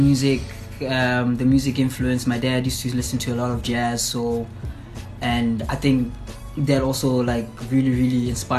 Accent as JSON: {"language": "English", "town": "Sebokeng", "region": "Gauteng", "country": "South Africa", "tie": "born or raised there", "also_born_or_lived": "Gugulethu, Cape Town", "moved": "yes", "said": "I was actually born in a place called Vaal in Gauteng, south of Johannesburg. In a township called Sebokeng. And yeah, bro, that's actually where I grew up, and that's where I spent most of my childhood at, like my childhood life at."}